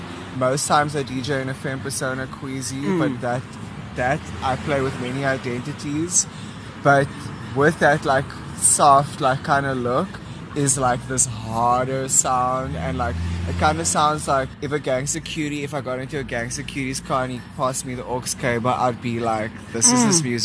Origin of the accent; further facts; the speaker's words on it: East London, Eastern Cape, South Africa; my experience growing up in East London, but going on holiday to Port Elizabeth and listening to the music there